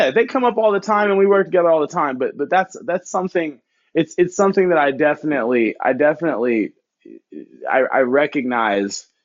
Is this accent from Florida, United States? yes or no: no; Bay Area, California, United States; also born or lived in Chicago, Illinois; I was born in Chicago, raised here in the Bay Area